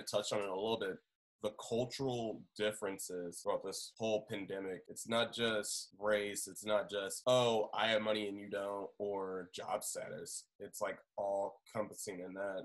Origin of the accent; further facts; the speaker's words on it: Indianapolis, Indiana, United States; moved away; I'm originally from Indianapolis